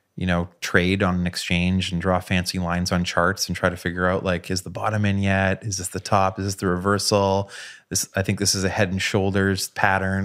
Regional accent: Canada; moved away; growing up in Canada in nineteen ninety-three

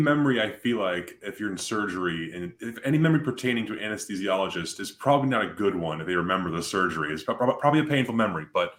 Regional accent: Cincinnati, Ohio, United States; I am from Cincinnati.

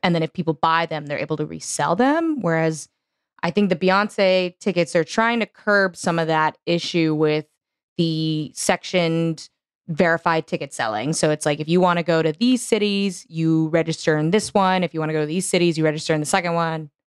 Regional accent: Houston, Texas, United States; it's my hometown

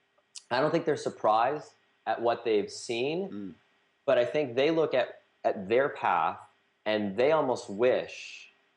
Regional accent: outside of Boston, Massachusetts, United States; moved away as an adult; also born or lived in Hong Kong / Shanghai; now in Austin, United States; I grew up outside of Boston in the Northeast

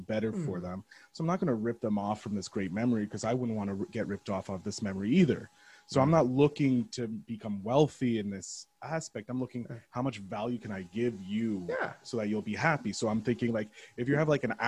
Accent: Montreal, Quebec, Canada; I'm obviously from Montreal, the former colony of you guys

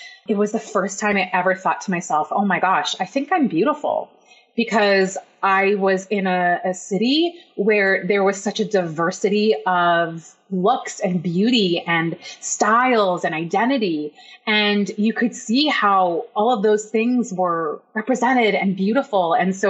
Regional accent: Vancouver, British Columbia, Canada; also born or lived in Iran; But my story is that I was born in Iran. I'm Iranian, and my family immigrated to Canada, to Vancouver, Canada, which is where you live, the best city on earth.

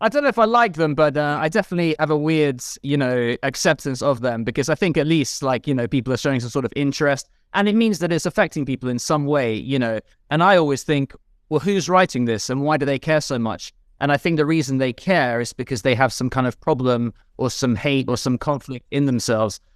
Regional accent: London, United Kingdom; I grew up in London

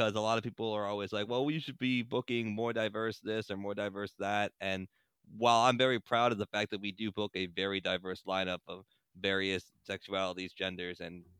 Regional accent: Philadelphia, Pennsylvania, United States; I'm from Philadelphia

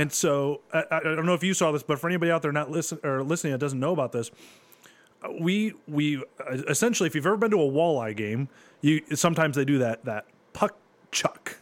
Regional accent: Bowling Green, Ohio, United States; I grew up in Bowling Green

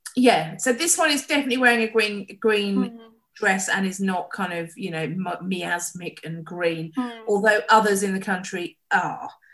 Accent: Costessey, East of England, United Kingdom; I grew up in Old Cossey from when I was eight weeks old until I was 18

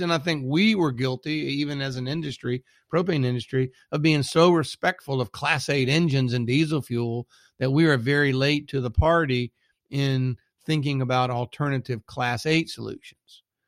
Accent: south of the Mason Dixon, United States; accent: Southern; also born or lived in Texas; now in Richmond, United States; I live somewhere south of the Mason Dixon

